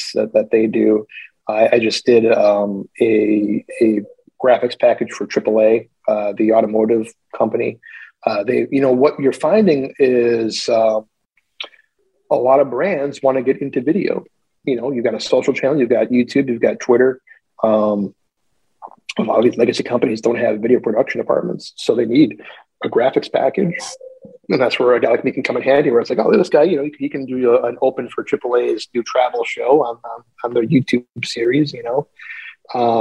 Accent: West Allis, Wisconsin, United States; also born or lived in Minneapolis, Minnesota; now in Washington, DC, United States; I was born in West Allis, Wisconsin

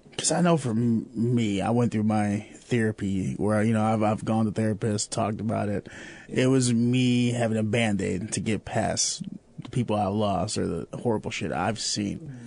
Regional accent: Chicago, Illinois, United States; now in Peoria, United States; I'm from Chicago

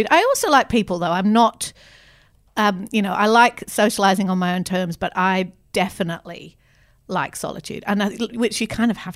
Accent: the north of England, United Kingdom; I don't identify strongly as an English person. But growing up in the north of England, I do identify as a northerner.

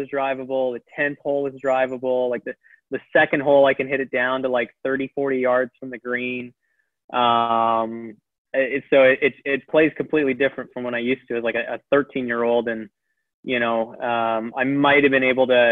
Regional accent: Abbotsford, British Columbia, Canada; Him and I grew up in the same town about 10 minutes apart

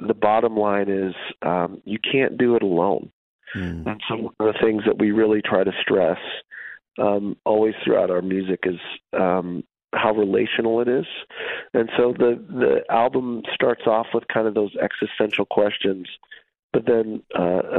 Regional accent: central Wisconsin, United States; moved away as an adult; also born or lived in West Michigan; now in New York City, United States; I grew up in Wisconsin, actually, in central Wisconsin

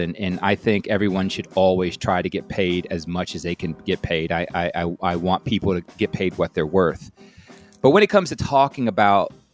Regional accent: New Orleans, Louisiana, United States; I was born in New Orleans

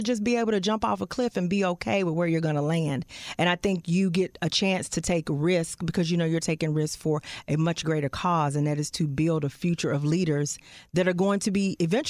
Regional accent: Fort Worth, Texas, United States; I'm from Fort Worth.

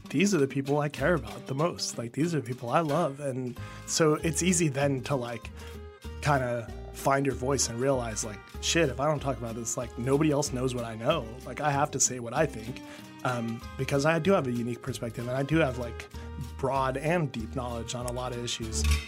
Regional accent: Kansas, United States; growing up in Kansas as a kid

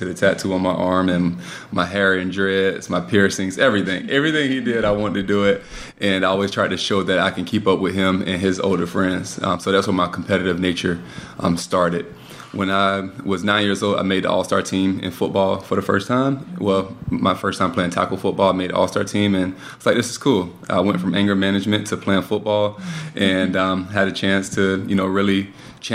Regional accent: West Palm Beach, Florida, United States; now in Winston-Salem, United States; Born and raised in South Florida, West Palm, in a single parent household

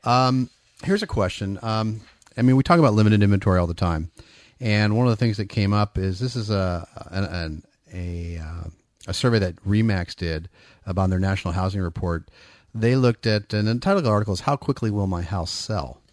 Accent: Bay Area, California, United States; moved away as an adult; also born or lived in Folsom, California; now in Sacramento area, United States; born and raised in the Bay Area

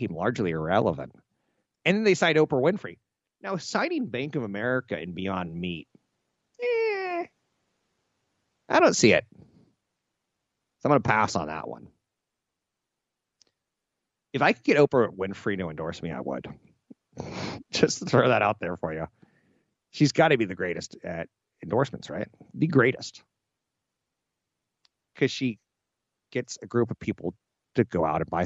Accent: United States; I was born Caucasian on a coast in the United States

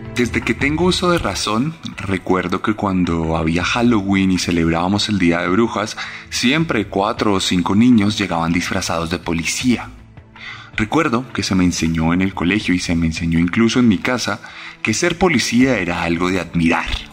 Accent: Colombia

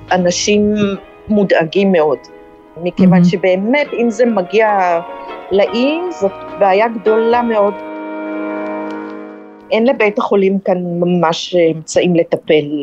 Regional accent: Kiryat Tivon, Northern District, Israel; moved away as an adult; now in Palau; אני במקור מקריית טבעון, שזה שווה ערך למדינה כאן, זה אותו מספר תושבים

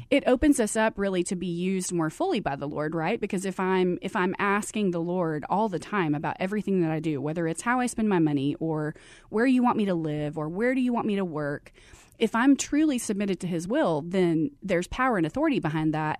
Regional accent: Abilene, Texas, United States; moved away as an adult; now in Arizona, United States; I grew up in Abilene, Texas

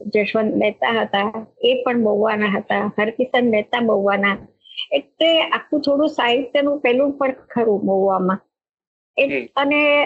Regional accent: Mahuva, Gujarat, India; moved away as an adult; now in Mumbai, India; મારું ગામ ગુજરાતનું ભાવનગર જિલ્લાનું મહુવા

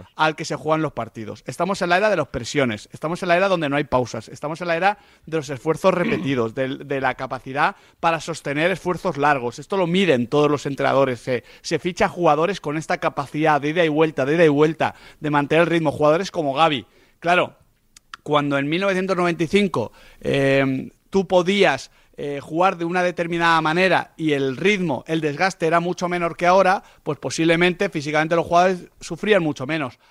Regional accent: Spain; como españoles

